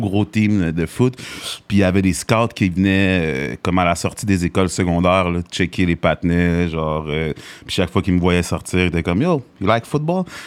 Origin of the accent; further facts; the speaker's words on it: Montreal, Quebec, Canada; also born or lived in Greenfield Park, Quebec; je suis né dans Hochelaga, Maisonneuve